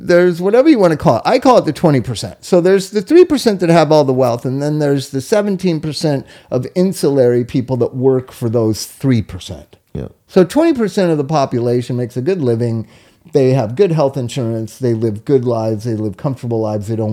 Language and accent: English; Inglewood, California, United States; I grew up in Inglewood, was a white suburb of Los Angeles